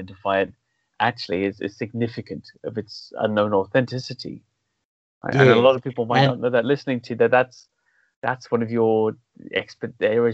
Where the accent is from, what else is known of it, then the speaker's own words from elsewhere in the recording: Wales, United Kingdom; moved away as an adult; now in London, United Kingdom; I'm from Wales